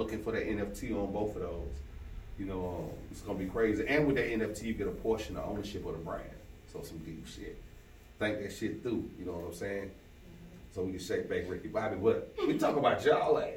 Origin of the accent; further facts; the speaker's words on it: Fort Valley, Georgia, United States; I'm from Middle Georgia, Folk Valley